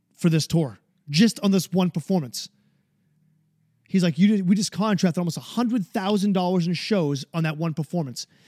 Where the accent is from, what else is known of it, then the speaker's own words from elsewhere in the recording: New Hampshire, United States; my home state of New Hampshire